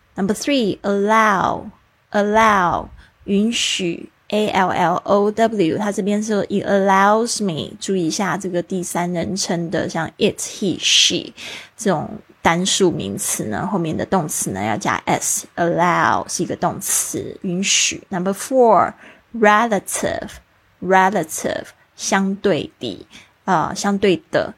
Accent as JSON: {"language": "Chinese", "country": "Taiwan", "tie": "born or raised there", "said": "我是在台湾出生长大，我们学的是注音，然后写的是繁体字"}